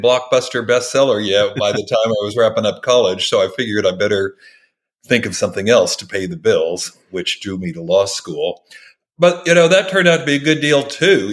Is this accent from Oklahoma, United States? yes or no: yes; Oklahoma, United States; I grew up in Oklahoma